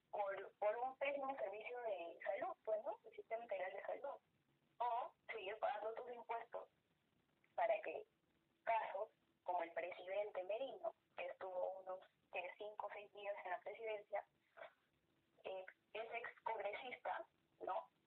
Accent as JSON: {"language": "Spanish", "country": "Peru"}